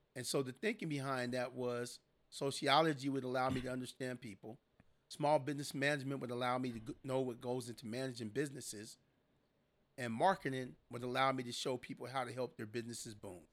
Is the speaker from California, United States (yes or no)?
yes; San Diego, California, United States; I was born and raised in San Diego, California